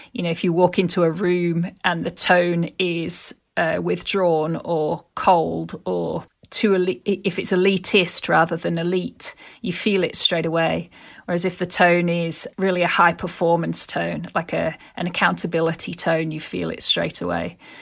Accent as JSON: {"language": "English", "region": "Yorkshire and the Humber", "country": "United Kingdom", "tie": "born or raised there", "said": "my experience growing up in Yorkshire"}